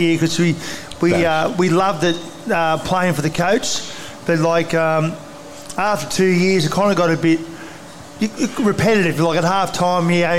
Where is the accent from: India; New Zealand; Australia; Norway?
Australia; Parramatta, New South Wales; I grew up in Parramatta. I was a Parramatta junior.